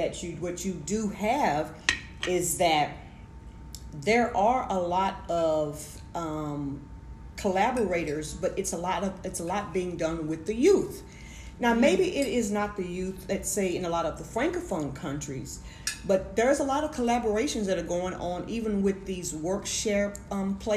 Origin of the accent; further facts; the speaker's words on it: United States; I'm from America